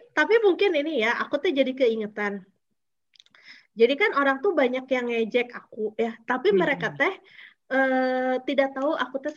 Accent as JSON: {"language": "Indonesian", "town": "Ambon", "region": "Maluku", "country": "Indonesia", "said": "buat menerima saya itu nggak apa-apa jadi orang Ambon"}